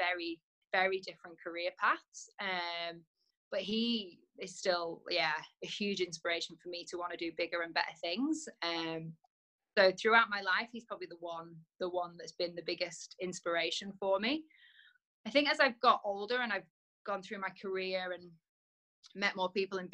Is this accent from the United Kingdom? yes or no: yes; Preston, North West England, United Kingdom; also born or lived in London; now in Netherlands; I was born in Preston